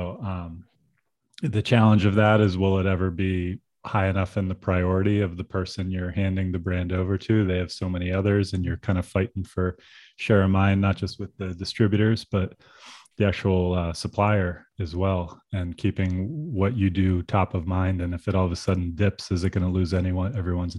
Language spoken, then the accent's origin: English; Pennsylvania, United States; I grew up in Pennsylvania